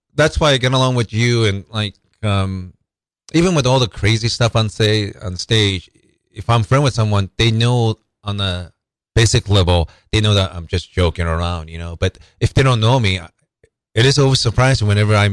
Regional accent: Japan; now in Seattle, United States; I'm originally from Japan and lived mostly in Seattle

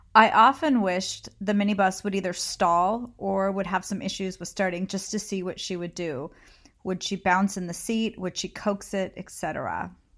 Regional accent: California, United States; I grew up in California

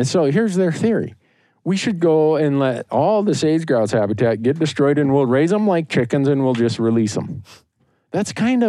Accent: Montana, United States; But, you know, I come from Montana where when you run for office, you body slam reporters.

